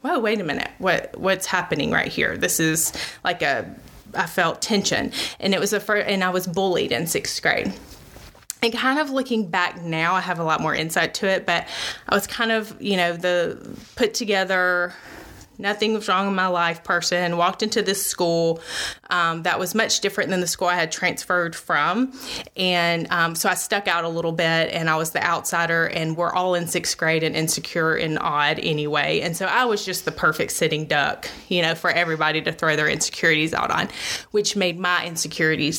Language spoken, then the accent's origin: English; Alabama, United States; born and raised in Alabama